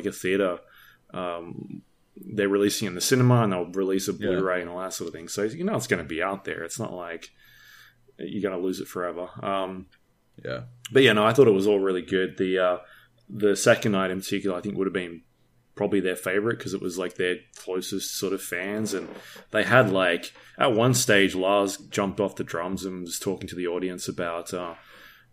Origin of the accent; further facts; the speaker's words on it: Australia; I'm Australian